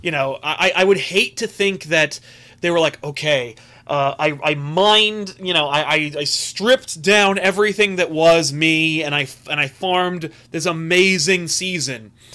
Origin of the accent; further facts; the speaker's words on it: United States; As an American